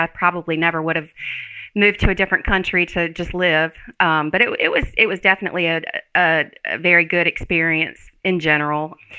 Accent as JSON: {"language": "English", "region": "South Carolina", "country": "United States", "said": "I am from South Carolina."}